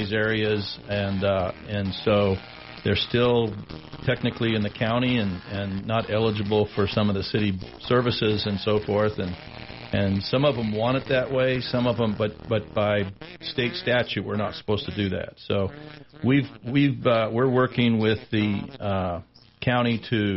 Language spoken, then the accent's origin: English; Billings, Montana, United States; now in Sheridan, United States; growing up in Billings